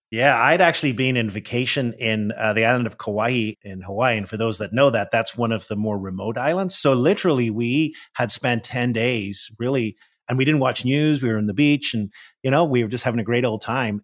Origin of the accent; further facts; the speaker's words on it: Northern Ireland, United Kingdom; moved away as an adult; now in Washington, D.C., United States; I am originally from Northern Ireland. That's where I was born and raised. I came to the U S, uh, in my twenties